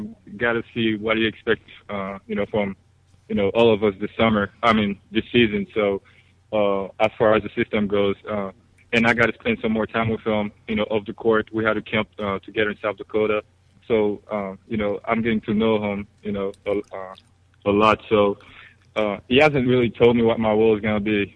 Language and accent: English; Haiti; moved away; I'm from Haiti